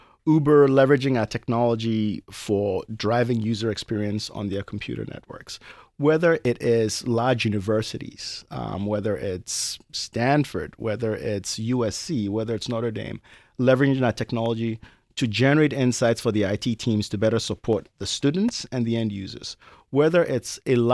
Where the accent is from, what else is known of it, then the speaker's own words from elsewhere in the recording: Ghana; moved away as an adult; now in United States; So I grew up in Ghana, as you mentioned. I went to high school in Ghana, but moved to the United States for college.